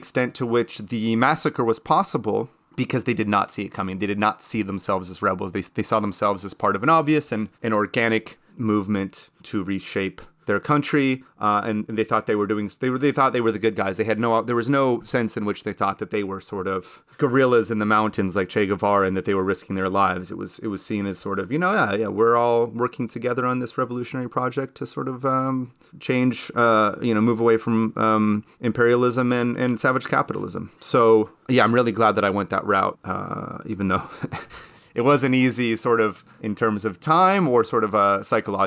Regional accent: United States; I'm American

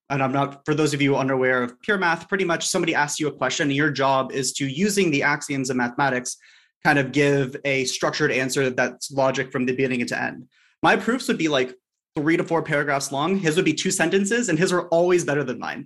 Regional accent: Los Angeles, California, United States; I grew up in Sherman Oaks, which is L

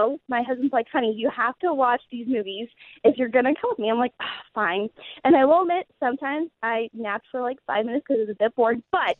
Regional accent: Gettysburg, Pennsylvania, United States; because I'm from Gettysburg, Pennsylvania, so everything was black.

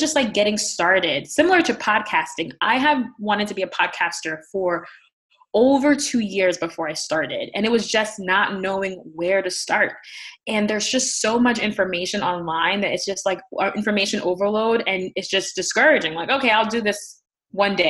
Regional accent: New York City, New York, United States; moved away as an adult; now in Connecticut, United States; I am originally from the Bronx in New York City, and I moved out here after graduate school

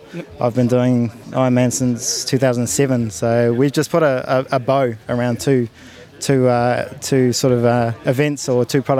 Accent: Auckland, New Zealand; from Auckland, New Zealand.

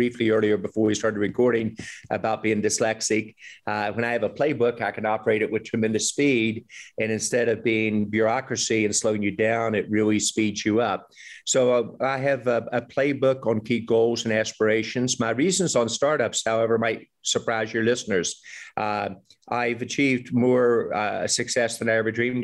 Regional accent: West Virginia, United States; moved away as an adult; also born or lived in Boston area; when I was growing up in West Virginia

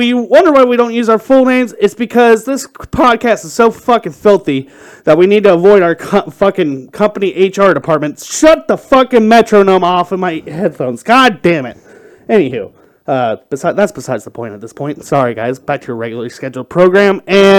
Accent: Kentucky, United States; When I was growing up in Kentucky

